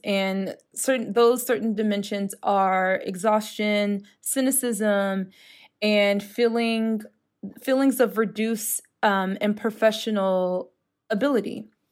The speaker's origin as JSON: {"language": "English", "country": "United States", "moved": "as an adult", "lives_now": "Europe", "said": "being an American and living in Europe and living within the E U"}